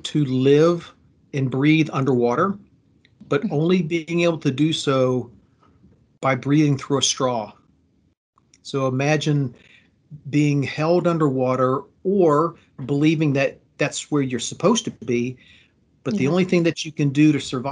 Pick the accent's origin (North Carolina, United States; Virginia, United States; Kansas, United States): Virginia, United States; Fredericksburg; I was born in Fredericksburg, Virginia in 1966